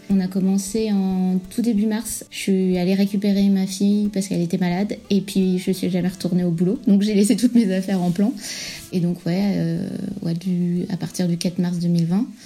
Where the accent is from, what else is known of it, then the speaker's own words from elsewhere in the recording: France; moved away as an adult; also born or lived in Brittany / Île-de-France / California; now in Parede, Portugal; là en ce moment je te parle de Parade au Portugal qui est pas loin de Lisbonne et je suis française originaire à moitié de Bretagne et à moitié de la région parisienne. Et sinon avant j'étais expat en Californie pendant 4 ans et demi.